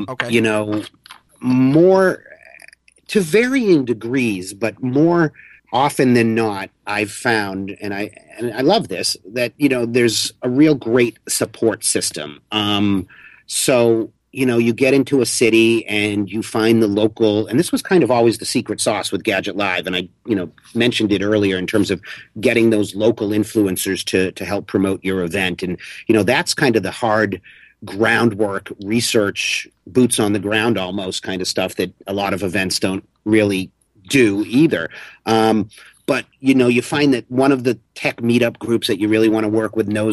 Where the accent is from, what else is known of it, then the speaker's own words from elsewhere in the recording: Boston, Massachusetts, United States; now in New York, United States; I'm actually a Bostonian who lives in New York